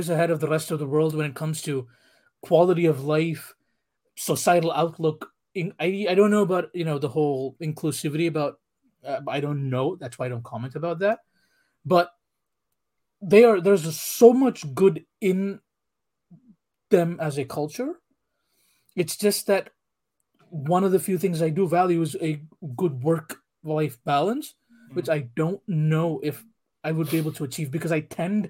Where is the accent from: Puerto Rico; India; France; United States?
India; accent: Indian; moved away; also born or lived in Europe; I am from India